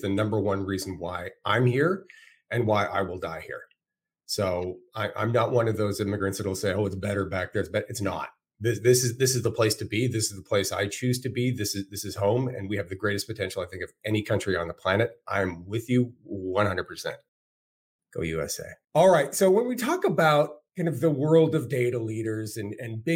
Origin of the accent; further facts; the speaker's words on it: Canada; now in United States; as a Canadian, it was hard enough for me being dropped away from everything that I knew and my friends into a foreign country